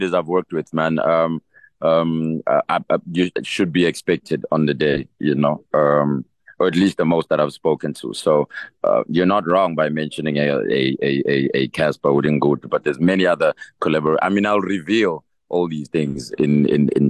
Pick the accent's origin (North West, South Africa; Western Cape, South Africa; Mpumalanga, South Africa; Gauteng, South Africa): Gauteng, South Africa; East Rand; also born or lived in Katlehong; I'm from the East Rand